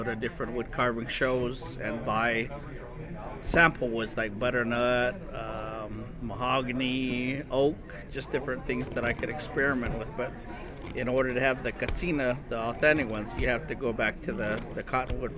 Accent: Second Mesa, Arizona, United States; I'm from Seka Mesa. I'm a member of the Hopi tribe

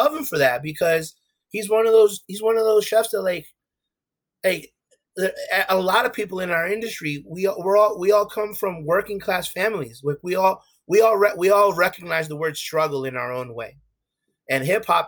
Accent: New York, United States; My parents are both from Ecuador. I'm first generation Ecuadorian American. But I grew up in Harlem

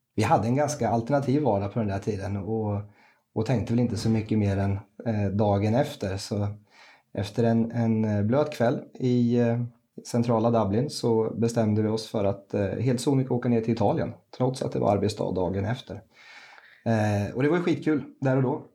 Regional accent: Rimforsa, Östergötland, Sweden; also born or lived in Gävle / United States; flyttlasset gick ner till eh, mina hemtrakter, Wimforsa, som ligger strax utanför Linköping som ettåring

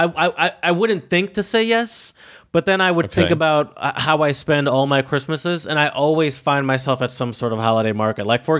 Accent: Michigan, United States; I'm from Michigan, obviously, but I would probably say the majority of my Christmases have been spent in Louisiana, which mm-hmm. is where most of my family is.

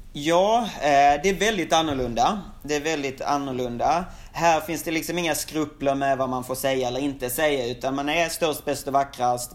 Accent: Sweden; moved away as an adult; now in Shanghai, China; som svensk

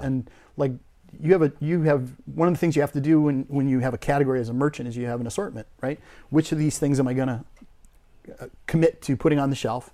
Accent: Crookston, Minnesota, United States; moved away as an adult; I grew up in a, a, an idyllic, uh, family in northern Minnesota in a little agriculture community called Crookston, Minnesota

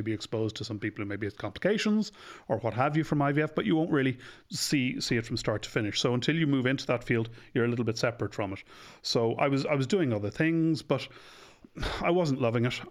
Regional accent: Dublin, Leinster, Ireland; I'm from Ireland. I'm from Dublin. My parents are from the West, but I was born and bred in Dublin.

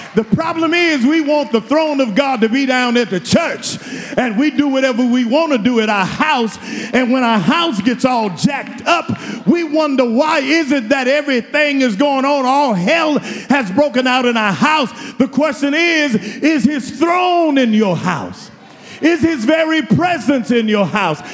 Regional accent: Houston, Texas, United States; I'm from Houston

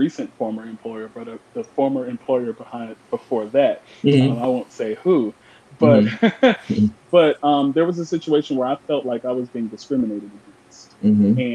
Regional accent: Chicago, Illinois, United States; I'm from Chicago, Illinois.

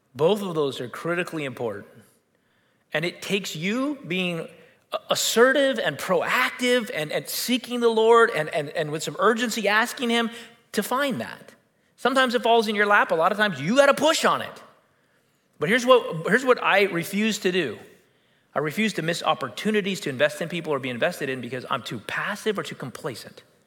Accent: United States; we're American

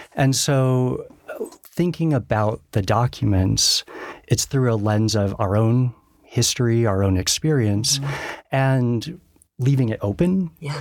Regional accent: Denver, Colorado, United States; born and raised in Denver

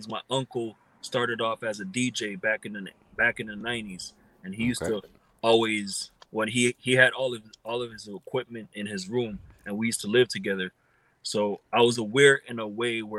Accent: Montreal, Quebec, Canada; I was born and raised in Montreal, actually South Shore, and I spent over 15 years there

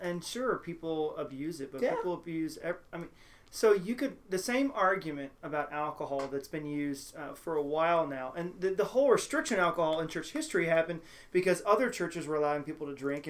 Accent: Houston, Texas, United States; now in Cincinnati, United States; I moved to Cincinnati from the Deep South. I always joke, people are like, oh, you're from Kentucky? No. I'm from the Deep South. We moved from Houston.

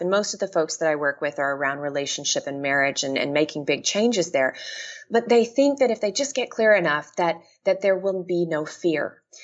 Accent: Texas, United States; moved away as an adult; also born or lived in Washington; now in Seattle, United States; I left my home state of Texas and moved to Washington.

